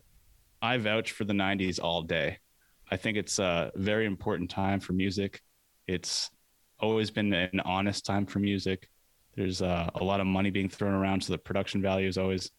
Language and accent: English; Portland, Maine, United States; we're all from Portland, Maine